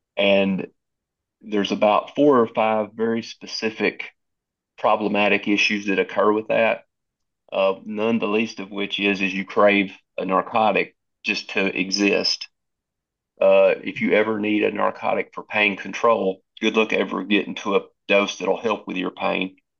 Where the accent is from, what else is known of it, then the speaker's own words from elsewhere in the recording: Southwest Tennessee, United States; I grew, born and raised in Southwest Tennessee. I'm assuming you can hear that in my voice